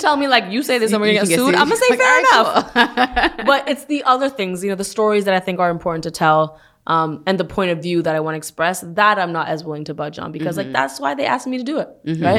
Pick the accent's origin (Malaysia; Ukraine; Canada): Canada; moved away as an adult; now in United States; You know, I moved from Canada 5 years ago. And there have been a lot of things. You know, Canada and U.S., they're right next to each other.